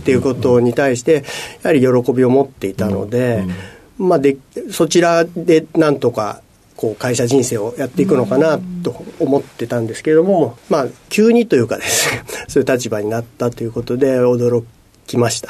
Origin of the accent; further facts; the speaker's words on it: Amagasaki, Hyogo, Japan; 兵庫県の尼崎市になります。で、尼崎市には学生時代までずっと実家で暮らしておりました